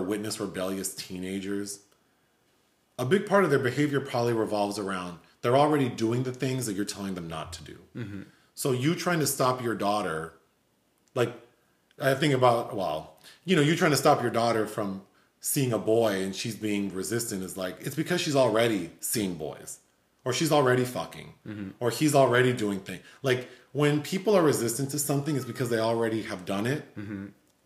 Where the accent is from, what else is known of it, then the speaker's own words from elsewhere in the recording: Los Angeles, California, United States; growing up in South L.A. where it's like, you hear gunshots, you hear helicopters and sirens